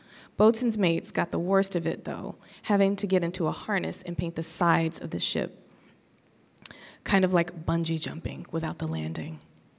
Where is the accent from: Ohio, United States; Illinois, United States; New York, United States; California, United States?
California, United States; Los Angeles; I grew up in Los Angeles